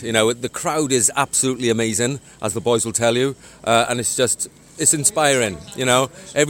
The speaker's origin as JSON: {"language": "English", "town": "Tenby", "region": "Wales", "country": "United Kingdom", "said": "I'm from Tenby."}